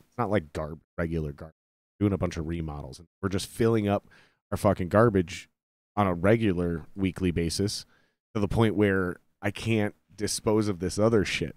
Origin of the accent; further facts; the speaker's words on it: Minnesota, United States; I was born in Minnesota.